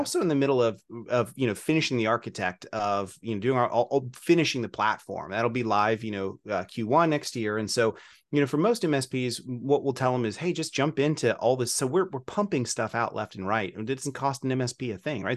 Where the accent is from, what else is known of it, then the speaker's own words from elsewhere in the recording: Kentucky, United States; I'm from Kentucky